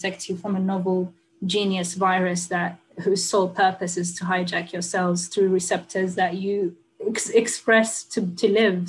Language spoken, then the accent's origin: English; Sudan; also born or lived in United Kingdom; now in United States; I had to leave my home country of Sudan